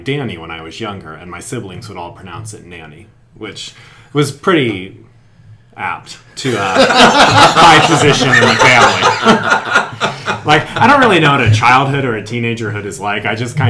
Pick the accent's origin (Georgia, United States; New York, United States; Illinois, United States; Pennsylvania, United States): Pennsylvania, United States; Appalachian Mountains of; moved away; I was raised in the Appalachian Mountains of Pennsylvania, northeastern, almost central, the very end of the Appalachians, which is it's a different world.